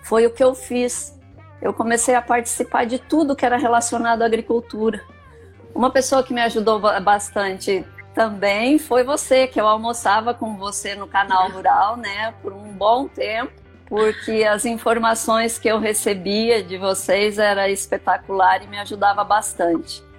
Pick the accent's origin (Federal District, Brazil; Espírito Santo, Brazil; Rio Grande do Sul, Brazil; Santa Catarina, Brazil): Rio Grande do Sul, Brazil; moved away as an adult; now in Rondonópolis, Brazil; Eu sou filha de agricultor, né? Eu vim do Rio Grande do Sul é, em 1979 me casei e vim para cá